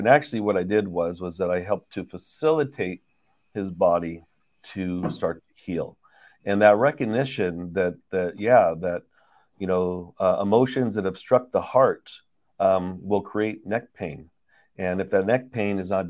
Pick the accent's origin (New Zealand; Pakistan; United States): United States; San Francisco Bay Area, California; now in Los Angeles, United States; we're from the San Francisco Bay Area originally